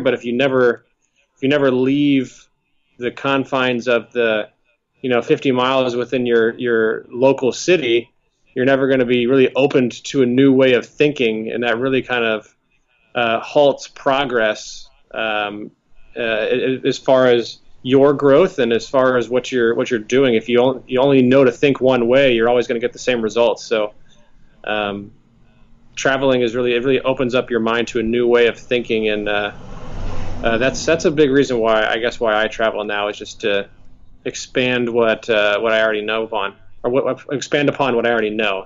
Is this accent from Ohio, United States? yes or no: no; St. Louis, Missouri, United States; moved away as an adult; also born or lived in Las Vegas, Nevada / Dallas, Texas; now in Washington D.C., United States; I grew up in St. Louis, Missouri. Spent the first 20 ish years of my life there